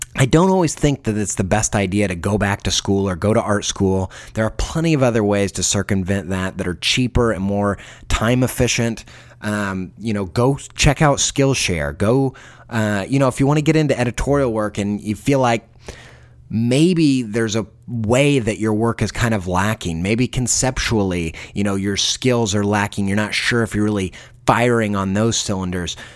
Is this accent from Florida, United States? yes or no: no; Indiana, United States; I grew up in Indiana.